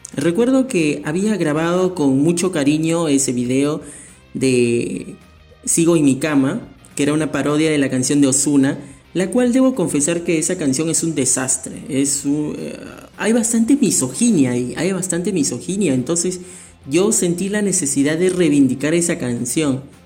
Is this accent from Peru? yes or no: yes; Peru; mi país, Perú